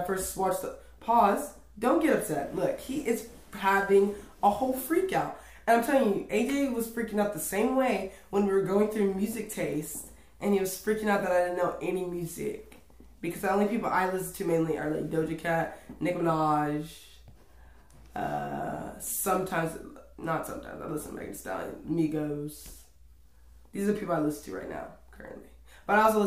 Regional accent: United States; I'm an American.

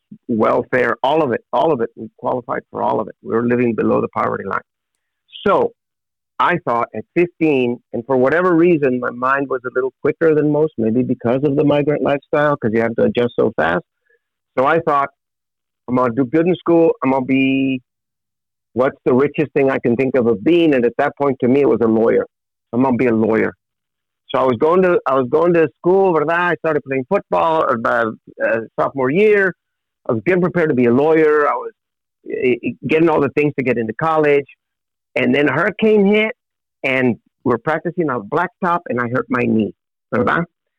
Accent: Edcouch, Texas, United States; also born or lived in Elsa; I was born in South Texas, a little town called Ed Couch. Live right next door in a little town called Elsa, 10 miles north of the border

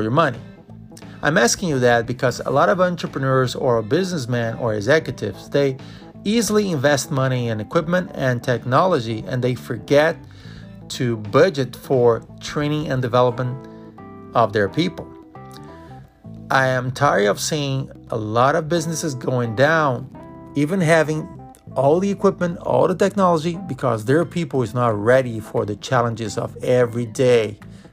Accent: Brazil; moved away as an adult; now in United States; I grew up in Brazil

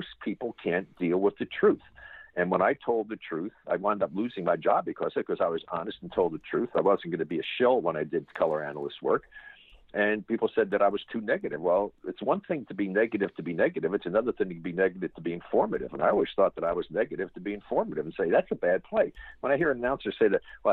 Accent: New York, United States; moved away; when I was growing up in New York

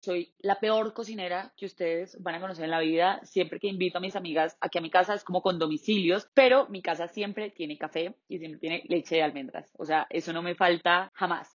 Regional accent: Pensilvania, Caldas, Colombia; nací en Pensilvania Caldas el 2 de julio de 1993

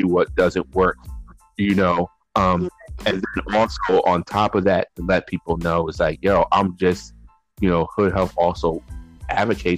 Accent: New Haven, Connecticut, United States; I grew up in a neighborhood called the Ville, New Hallville

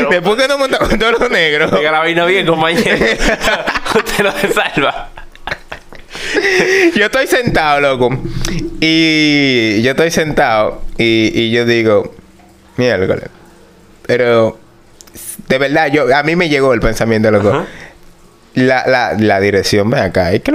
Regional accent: Mexico; Porque yo como mexicano, no, yo no.

